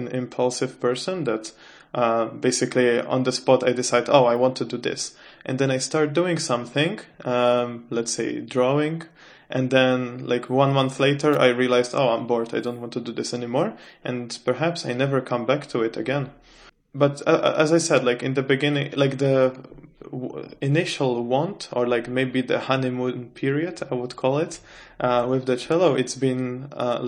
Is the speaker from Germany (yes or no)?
no; Czechia; moved away as an adult; now in Sweden; I come from the Czech Republic.